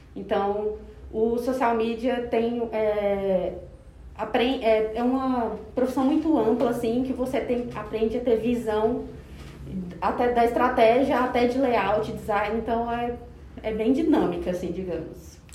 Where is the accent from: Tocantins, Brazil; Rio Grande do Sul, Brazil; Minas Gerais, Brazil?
Tocantins, Brazil; now in Goiânia, Brazil; Sou tocantinense do pé rachado de nascença, mas goiana de coração. Então, estou há mais de 10 anos em Goiânia